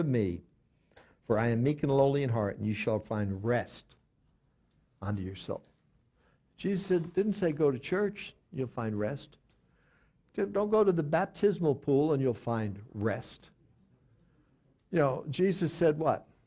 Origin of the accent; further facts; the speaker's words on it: outside of New York City, United States; I grew up outside of New York City